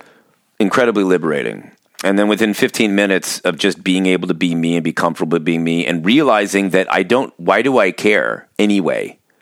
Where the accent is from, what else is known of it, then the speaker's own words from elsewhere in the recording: Orange County, California, United States; now in Pacific Northwest, United States; growing up in Orange County, California